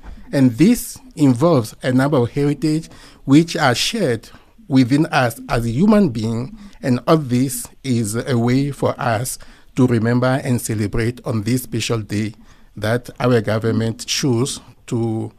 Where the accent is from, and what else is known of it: South Africa